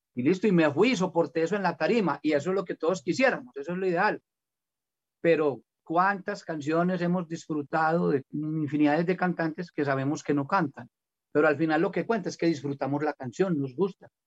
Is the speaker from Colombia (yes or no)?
yes; Colombia; acabo de salir con una canción de música popular aquí en mi tierra